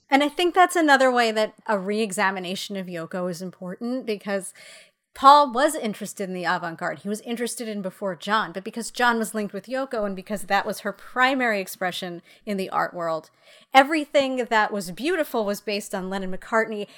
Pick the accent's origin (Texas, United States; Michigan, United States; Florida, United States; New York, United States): New York, United States; New York City; as a New Yorker